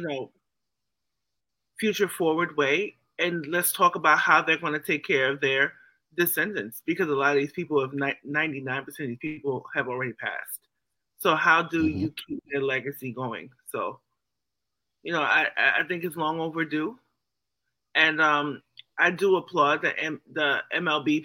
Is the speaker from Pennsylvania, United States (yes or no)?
no; New York City, New York, United States; growing up in Brooklyn